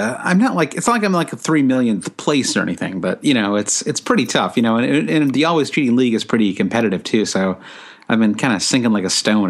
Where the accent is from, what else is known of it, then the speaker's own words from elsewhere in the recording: United States; as an American